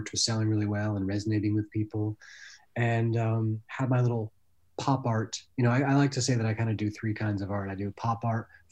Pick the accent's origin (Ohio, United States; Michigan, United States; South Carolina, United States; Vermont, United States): Vermont, United States; moved away as an adult; also born or lived in Baltimore; I grew up in Vermont and I loved jumping in lakes and rivers